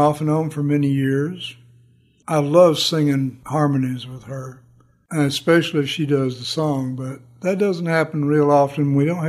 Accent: Southern United States, United States; And growing up in the South, I had a lot of baggage to unload

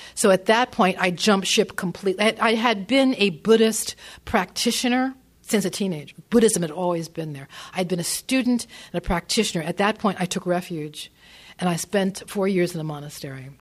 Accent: northern New Jersey, United States; I grew up in northern New Jersey.

